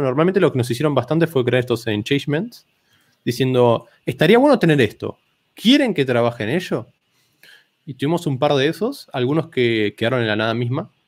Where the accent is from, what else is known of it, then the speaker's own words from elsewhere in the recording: Argentina; first language Spanish; soy de Argentina